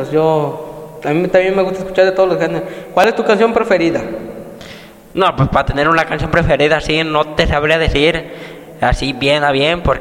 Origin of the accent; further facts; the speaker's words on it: Techaluta de Montenegro, Jalisco, Mexico; nosotros somos de Techaluta de Montenegro, Jalisco.